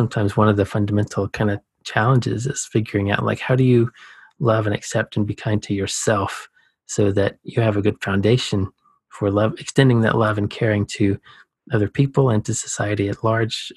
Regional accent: Savannah, Georgia, United States; I was born in Savannah. That's a coastal city

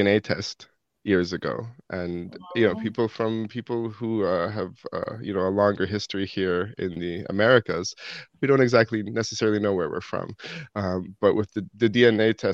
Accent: Toronto, Ontario, Canada; now in New Brunswick, Canada; I grew up in Toronto

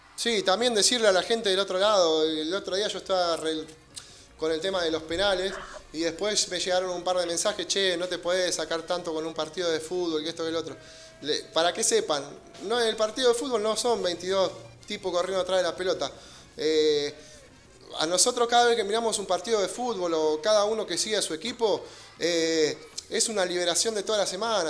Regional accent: Merlo, Buenos Aires Province, Argentina; viví en Merlo toda la vida

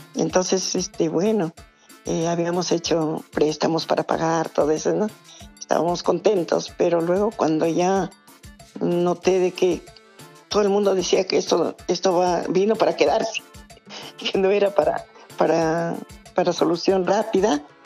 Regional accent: Cajamarca, Peru; also born or lived in Chiclayo; now in Oxapampa, Peru; somos de Cajamarca

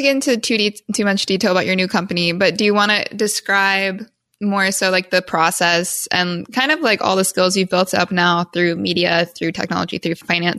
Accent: Midwest, United States; we're both from the Midwest.

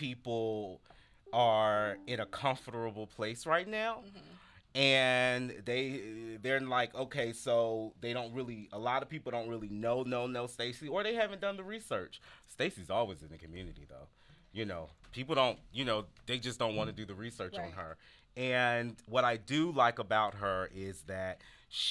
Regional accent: the South, United States; I'm from the South

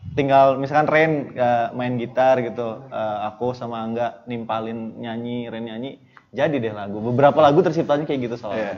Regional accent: Bandar Lampung, Lampung, Indonesia; kita dari … band asli dari Bandar Lampung

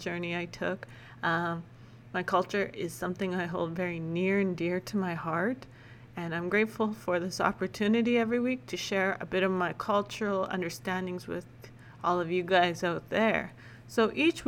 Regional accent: Lac La Biche, Alberta, Canada; moved away as an adult; also born or lived in Edmonton / Saskatoon; I grew up in Lac-La-Biche, Alberta, however, and currently I call Lac-La-Biche home again

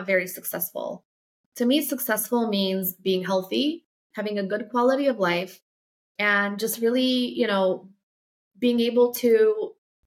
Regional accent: Poland; moved away; if you're from like a small city, like I am, where I grew up in Poland

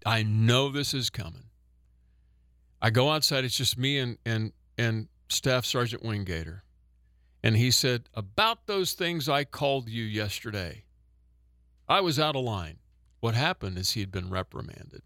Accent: Oklahoma, United States; I'm from Oklahoma

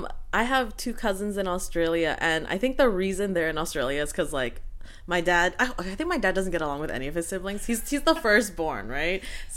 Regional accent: Vancouver, British Columbia, Canada; also born or lived in Quebec; I grew up in Vancouver from like age 2 onwards.

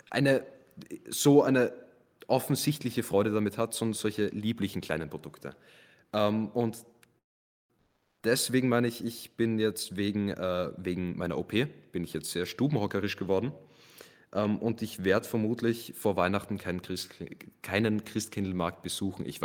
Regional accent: Graz, Styria, Austria; Als echter Grazer hat man halt diese, diese Verlangen

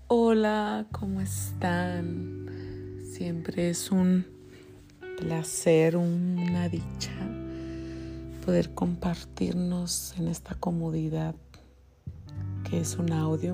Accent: Mexico; como mexicanos

